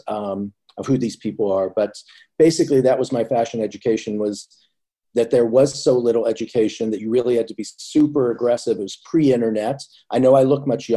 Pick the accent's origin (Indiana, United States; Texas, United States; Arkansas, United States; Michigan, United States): Indiana, United States; Indianapolis; moved away as an adult; now in New York, United States; I was like just slightly more in, closer to the city in Indianapolis than where she was from.